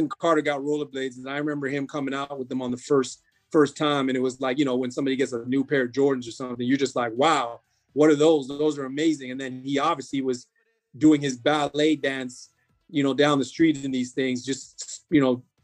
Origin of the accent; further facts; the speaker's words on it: Toronto, Ontario, Canada; also born or lived in North York, Toronto / Antigua (parents) / Jamaica (parents); I'm a man that grew up in North York till I was about 7 years old. Then I moved to Scarborough when nobody else was out there.